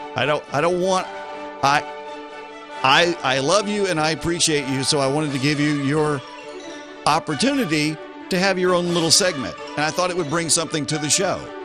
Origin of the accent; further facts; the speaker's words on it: the South, United States; I'm in the South and I'm from the South